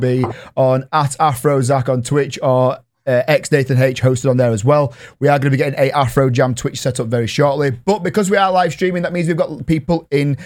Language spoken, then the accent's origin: English; Yorkshire and the Humber, United Kingdom; I'm from Yorkshire